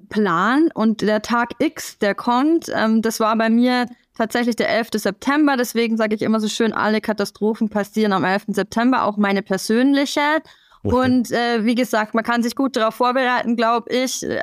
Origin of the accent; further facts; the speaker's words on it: Rosenheim, Bavaria, Germany; Ich komme aus Oberbayern, besser gesagt aus Rosenheim und habe hier ein Unternehmen.